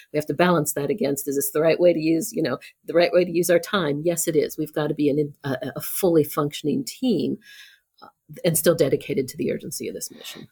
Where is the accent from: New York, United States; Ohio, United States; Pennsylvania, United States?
Ohio, United States; Columbus; I grew up in Columbus